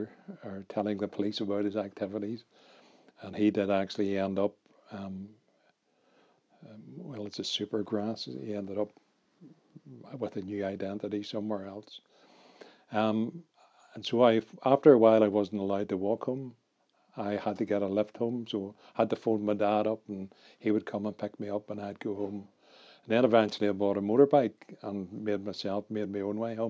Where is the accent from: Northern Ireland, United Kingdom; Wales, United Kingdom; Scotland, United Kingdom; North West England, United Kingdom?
Northern Ireland, United Kingdom; Belfast; I grew up in North Belfast, which was one of the worst areas in terms of violence.